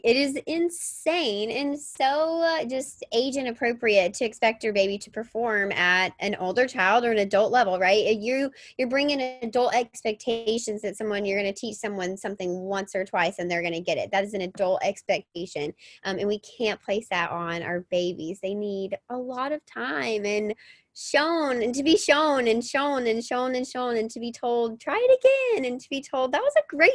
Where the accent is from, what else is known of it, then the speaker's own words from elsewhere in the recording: Mississippi, United States; I grew up in Mississippi and on a farm, and I was always barefoot.